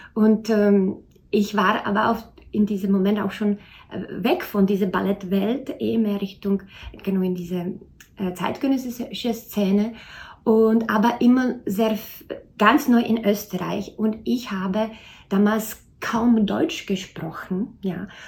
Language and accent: German; Czechia; moved away as an adult; now in Austria; ich bin gebürtige Tschechin